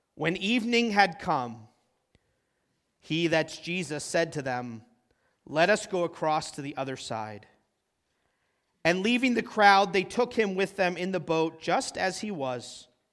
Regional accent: Concord, New Hampshire, United States; moved away; also born or lived in Midwest; I grew up in Concord, New Hampshire

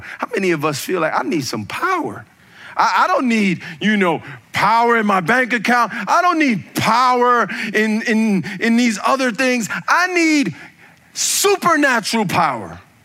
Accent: United States; I'm an American

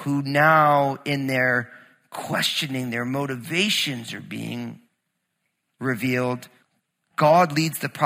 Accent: New Jersey, United States; moved away; also born or lived in Southern Oregon; growing up in New Jersey

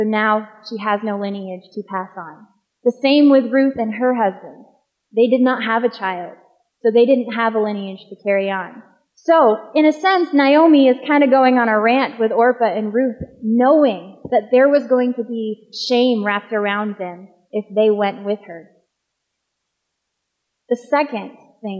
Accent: Maine, United States; moved away; I am from Maine.

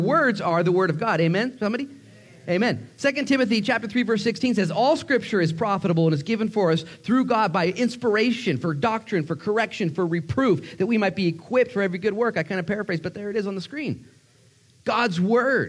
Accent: United States; an American pastor

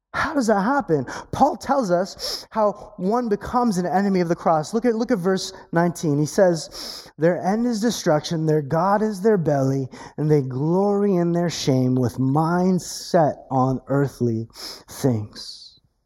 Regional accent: California, United States; accent: Californian; I have an accent because I'm from California.

